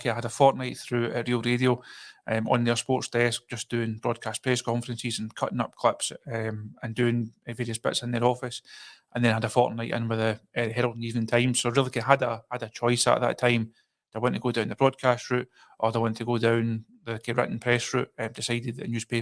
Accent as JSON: {"language": "English", "area": "Kirkintilloch", "region": "Scotland", "country": "United Kingdom", "tie": "born or raised there", "said": "Born and bred in Curlook, 1989."}